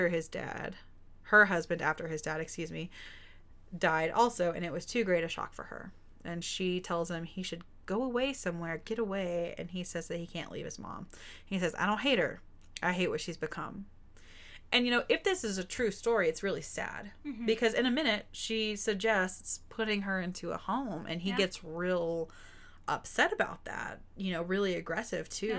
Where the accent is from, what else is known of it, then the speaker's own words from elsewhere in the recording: Texas, United States; I'm from Texas